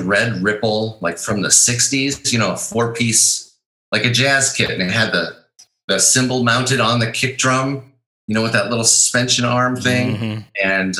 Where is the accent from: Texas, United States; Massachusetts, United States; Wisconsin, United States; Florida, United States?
Wisconsin, United States; also born or lived in Chicago / Minnesota; I was born in Chicago, and I grew up all around the Midwest, mostly in Wisconsin and Minnesota.